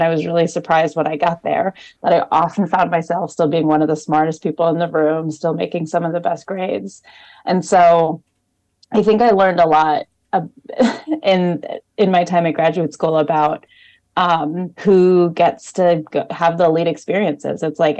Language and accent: English; Oklahoma, United States; moved away as an adult; also born or lived in New Haven, Connecticut; now in Burlington, United States; I'm from Oklahoma